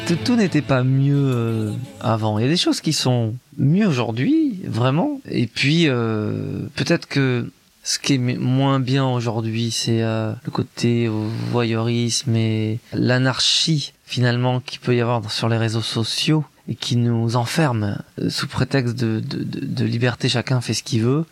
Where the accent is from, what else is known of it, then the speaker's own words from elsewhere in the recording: Grenoble, Auvergne-Rhône-Alpes, France; c'est un, milieu provincial, il est de Lyon, moi je suis de Grenoble